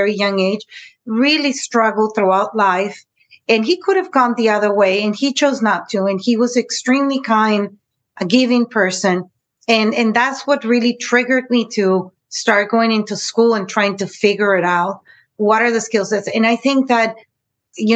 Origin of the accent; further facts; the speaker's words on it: San Diego, California, United States; also born or lived in Tijuana, Mexico; I was born in San Diego, California, but yet, you know, I was always in between the borders